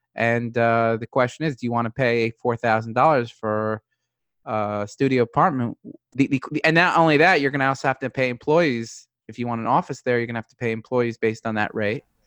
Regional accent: New York City, New York, United States; moved away as an adult; now in Newport Beach, United States; I grew up in New York City

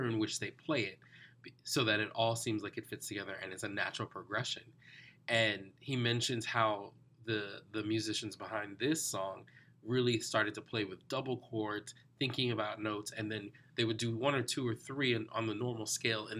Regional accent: New York City, New York, United States; I grew up in New York, but my family was from the West Indies

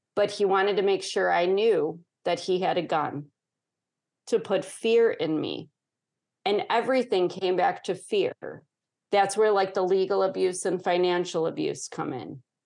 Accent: Chicago, Illinois, United States; born or raised there

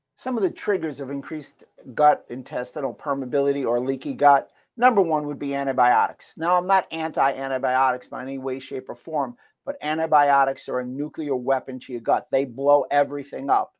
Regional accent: New York, United States; where I grew up in New York

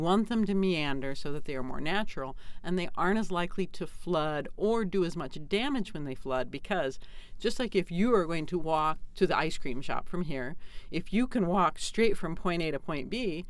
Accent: Indianapolis, Indiana, United States; moved away as an adult; now in Minnesota, United States; I grew up in the big city of Indianapolis

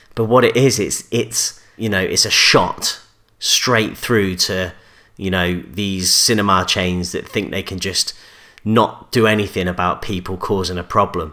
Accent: Coventry, West Midlands, United Kingdom; I'm from Coventry

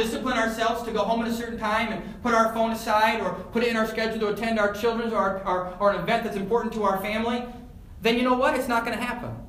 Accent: Elgin, Illinois, United States; moved away; I went back to my hometown of Elgin a few months ago, and I stopped into Spring Hill Mall, which was the spot when I was in middle school, high school.

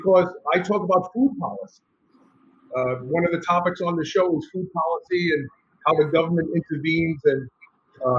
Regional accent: New York City, New York, United States; I grew up in New York.

